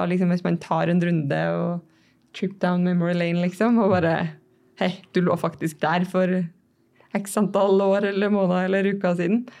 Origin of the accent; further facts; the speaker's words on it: Levanger, Trøndelag, Norway; moved away as an adult; also born or lived in Oslo; jeg er fra Levanger. 26 år